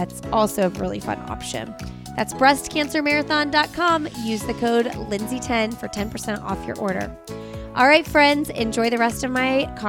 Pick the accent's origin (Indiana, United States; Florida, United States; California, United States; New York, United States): Indiana, United States; now in North Carolina, United States; I'm from Indiana.